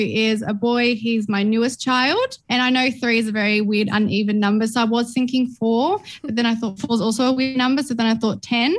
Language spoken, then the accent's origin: English; Melbourne, Victoria, Australia; I grew up in Melbourne in the western suburbs, and I've got two sisters and an older brother.